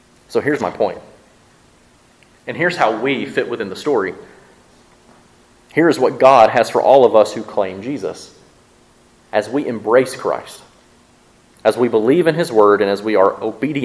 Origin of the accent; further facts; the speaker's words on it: Mississippi, United States; accent: southern; I'm from Mississippi and we can't pronounce those words. But we try and our southern accent just comes through